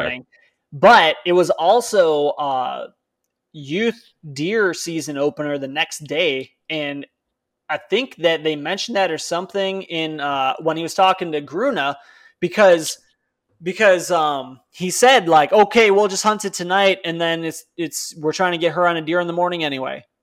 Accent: Palatine, Illinois, United States; moved away; I'm from Palatine

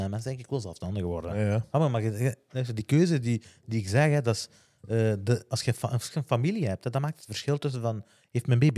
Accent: Hasselt, Flanders, Belgium; ik heb exact hetzelfde meegemaakt. ik ben ook van, ik ben van Hasselt

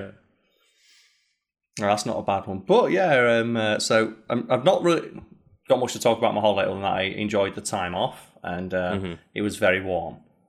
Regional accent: United Kingdom; because it's hard to be, like, nationalistic as a Brit.

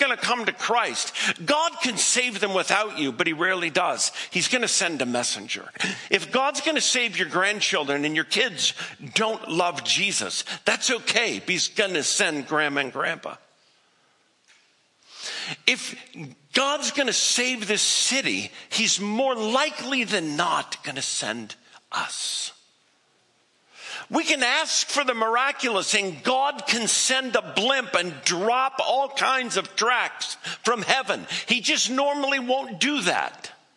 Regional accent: the Northwest, Pacific Northwest, United States; moved away as an adult; also born or lived in Colorado; I grew up in the Northwest

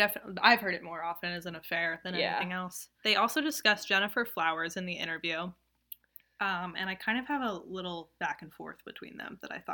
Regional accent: the South, United States; I'm from the South, okay? I'm allowed to do this.

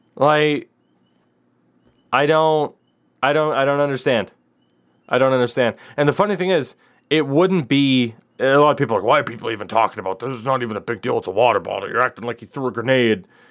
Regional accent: United States

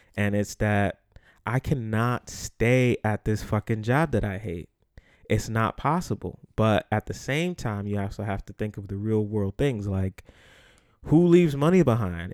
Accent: New York City, New York, United States; the Bronx, New York, where I'm from

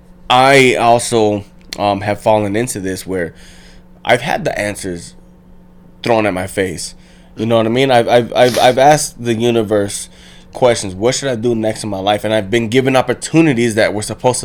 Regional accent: South Gate, California, United States; I'm from LA. I'm from Southgate

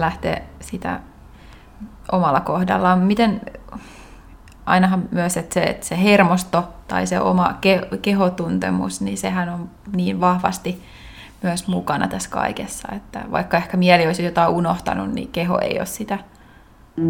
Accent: Finland; moved away; mä muutin takaisin Suomeen sen ja. yhdeksän vuoden muualla olon jälkeen

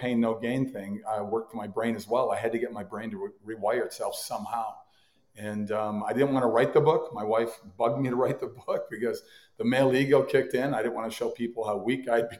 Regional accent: Mound, Minnesota, United States; I grew up in a little town called Mound, Minnesota, which is on the western shore of Lake Minnetonka, about 20 miles west of Minneapolis

